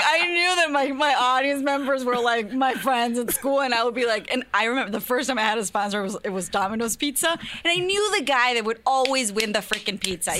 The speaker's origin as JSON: {"language": "English", "town": "Culiacán", "region": "Sinaloa", "country": "Mexico", "tie": "born or raised there", "moved": "yes", "said": "I was born and raised in Culiacan, Sinaloa"}